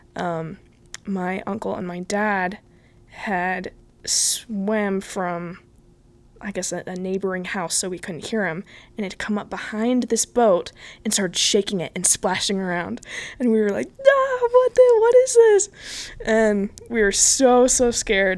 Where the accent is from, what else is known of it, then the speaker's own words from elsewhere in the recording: Bay Area, California, United States; moved away as an adult; I'm originally from California. Um, I moved from the Bay Area about four years ago